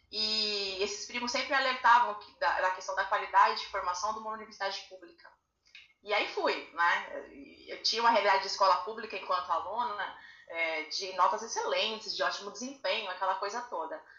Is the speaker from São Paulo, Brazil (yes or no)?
yes; São Paulo, Brazil; moved away as an adult; also born or lived in Presidente Prudente, Brazil; now in Praia Grande, Brazil; Sou paulistana. É, vivi minha vida inteira em Budas Artes. Me formei em Presidente Prudente, interior de São Paulo. E hoje moro na Praia Grande, litoral paulista também, junto com meu esposo